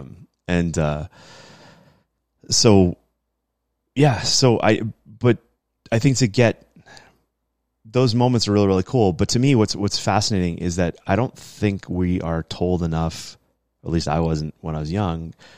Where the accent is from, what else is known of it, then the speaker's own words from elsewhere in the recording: New England, United States; being an American, um, and growing up in New England